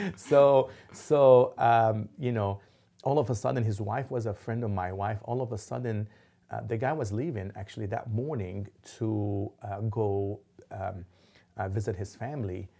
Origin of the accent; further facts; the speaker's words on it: Lebanon; also born or lived in Dallas; now in Oklahoma City, United States; growing up in Lebanon, there was explosions